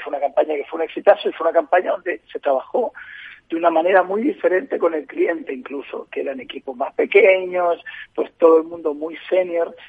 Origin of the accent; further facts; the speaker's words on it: Chile; moved away as an adult; also born or lived in Spain; now in Madrid, Spain; aunque soy chileno y llevo 20 años en España